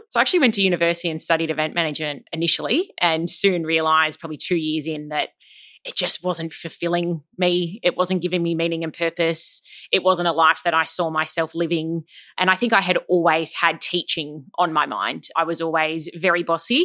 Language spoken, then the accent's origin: English; Sydney, New South Wales, Australia; also born or lived in Melbourne; I was born in Sydney, but we actually moved to Melbourne for four years for my dad's work. And we moved back to Sydney in term four of year two.